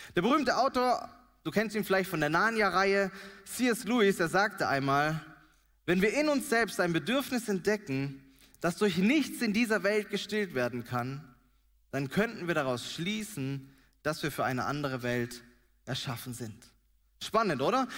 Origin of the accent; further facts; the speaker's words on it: Germany; wir Deutschen, wir lieben unser Zuhause